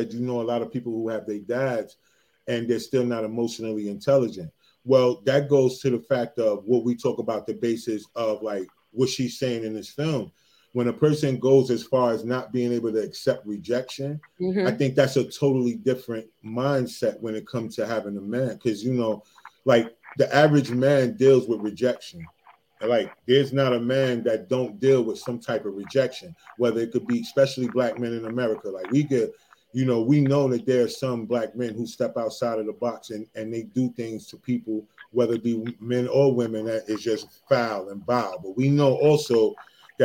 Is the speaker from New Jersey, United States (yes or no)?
yes; New Jersey, United States; I'm from Jersey